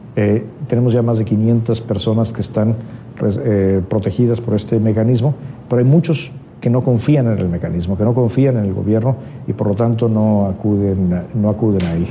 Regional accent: Mexico; yo como mexicano

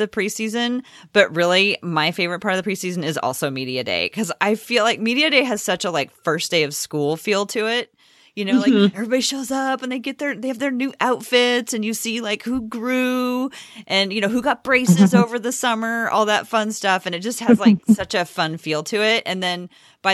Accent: Portland, Oregon, United States; both Cassidy and I grew up here in Portland

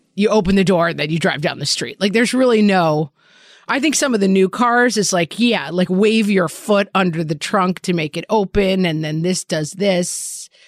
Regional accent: New York, United States; as a New Yorker

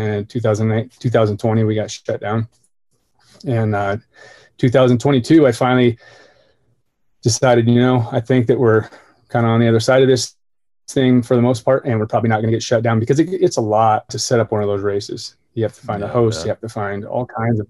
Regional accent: Bonners Ferry, Idaho, United States; I was born in North Idaho, small town called Bonner's Ferry

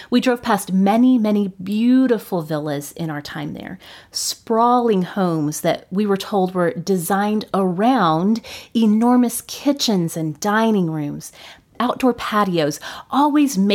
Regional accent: Oklahoma, United States; my home state of Oklahoma

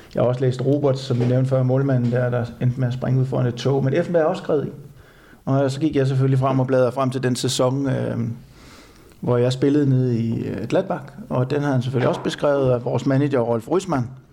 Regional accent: Denmark

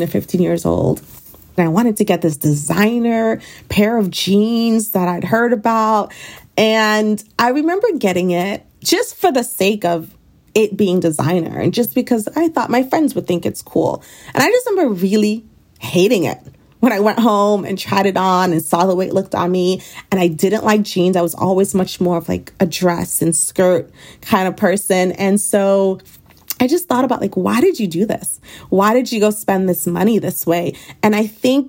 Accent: Trinidad & Tobago; now in Oahu, United States; I'm a girl from the Caribbean. I was born in Trinidad and Tobago.

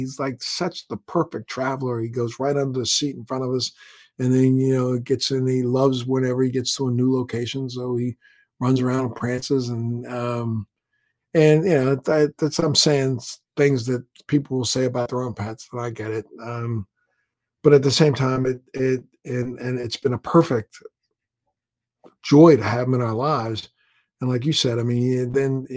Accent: Maryland, United States; I'm a guy from the Maryland area

